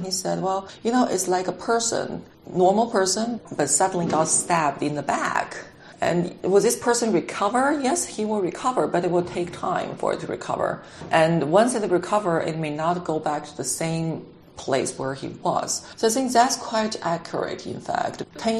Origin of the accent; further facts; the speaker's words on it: China; moved away as an adult; now in Washington, United States; I'm originally from China. So being in Washington for about 20 years now